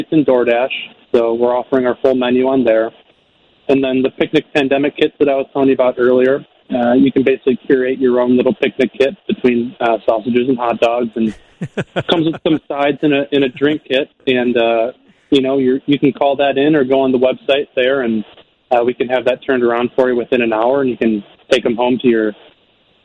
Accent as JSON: {"language": "English", "town": "Naperville", "region": "Illinois", "country": "United States", "tie": "born or raised there", "said": "born and raised in Naperville"}